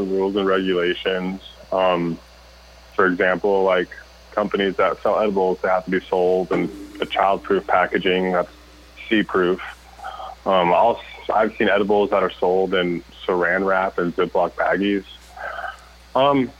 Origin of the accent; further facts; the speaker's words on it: Colorado, United States; moved away as an adult; now in Oklahoma, United States; born and raised in Colorado